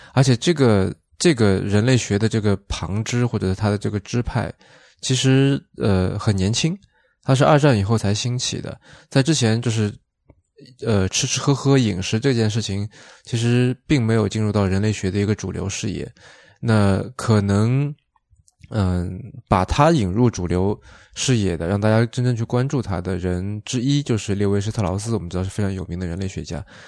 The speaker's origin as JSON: {"language": "Chinese", "town": "Shaoxing", "region": "Zhejiang", "country": "China", "said": "因为我是绍兴人嘛。就其实我那边产酒，然后那种酒就叫做绍兴酒"}